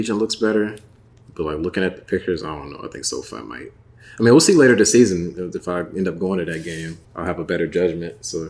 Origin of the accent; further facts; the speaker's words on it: St. Louis, Missouri, United States; now in Las Vegas, United States; I'm from St. Louis, man.